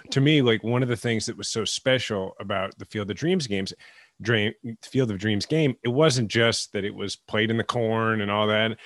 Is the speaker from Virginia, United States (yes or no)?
no; Kansas City, Missouri, United States; growing up in Kansas City